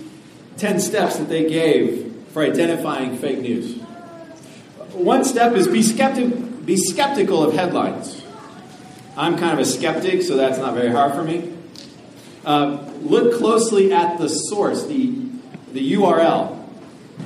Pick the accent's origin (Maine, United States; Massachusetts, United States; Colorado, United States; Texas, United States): Colorado, United States; Denver; I grew up in Denver. I lived in Denver all my life